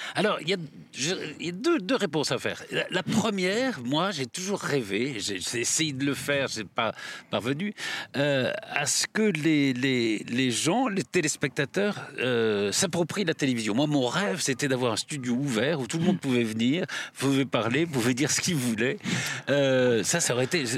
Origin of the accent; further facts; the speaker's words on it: Limoges, Nouvelle-Aquitaine, France; moved away; also born or lived in south-west France; ma famille est du sud-ouest, mais mon père avait été nommé à Limoges, donc on, vivait à Limoges